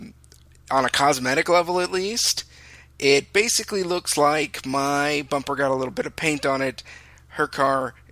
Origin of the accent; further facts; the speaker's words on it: California, United States; also born or lived in Texas; I'm a Californian